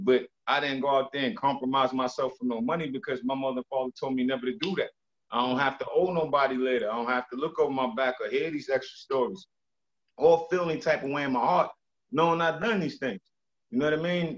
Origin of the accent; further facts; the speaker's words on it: New York City, New York, United States; also born or lived in St. Croix; I'm from the Bronx, New York